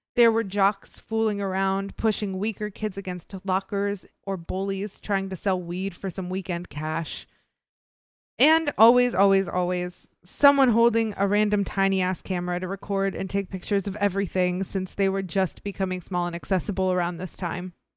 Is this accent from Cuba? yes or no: no; Midwest, United States; I grew up in the Midwest.